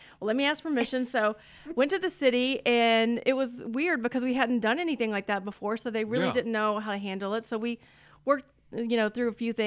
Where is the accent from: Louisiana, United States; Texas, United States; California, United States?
Texas, United States; Montgomery; I grew up in Montgomery.